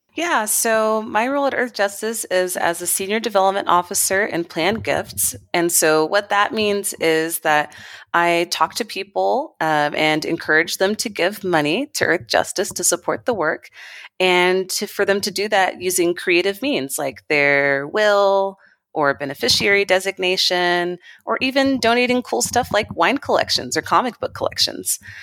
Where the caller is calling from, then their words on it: Nairobi, Kenya; I'm calling from Nairobi, Kenya, in East Africa.